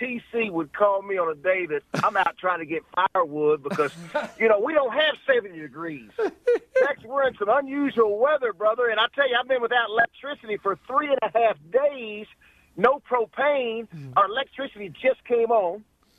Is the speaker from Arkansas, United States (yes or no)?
yes; Arkansas, United States; now in Texas, United States; I'm from Arkansas, a lifelong Arkansas